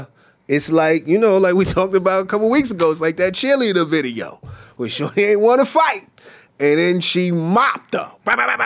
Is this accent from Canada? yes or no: yes; Canada; I'm Canadian. You know, Canadians are nice people